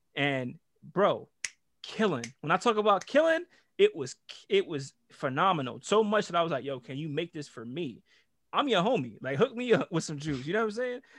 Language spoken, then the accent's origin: English; Jamaica; I'm Jamaican too